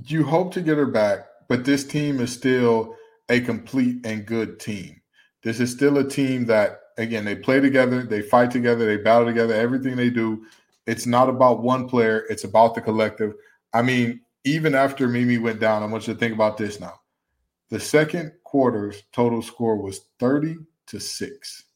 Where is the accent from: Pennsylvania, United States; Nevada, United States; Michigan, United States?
Michigan, United States; Detroit; my hometown of Detroit, Michigan